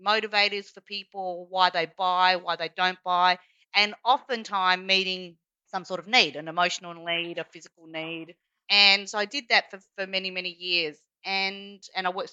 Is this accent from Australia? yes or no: yes; Australia; accent: Australian; I am Chinese by background, although born here as per my Australian accent